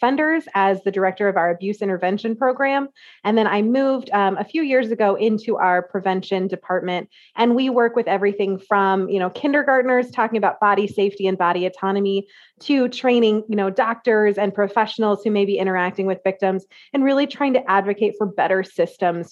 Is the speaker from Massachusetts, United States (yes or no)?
no; central Iowa, United States; I am from a teeny tiny small town in central Iowa